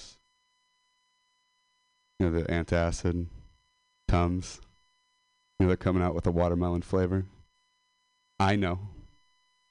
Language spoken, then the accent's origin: English; Modesto, California, United States; I'm a dropout from Modesto.